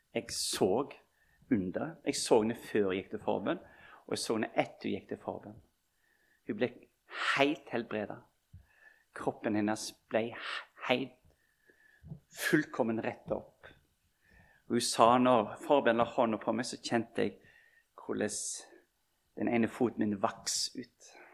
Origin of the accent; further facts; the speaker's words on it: Bømlo, Vestland, Norway; moved away; vi sa hjemme på Bømlo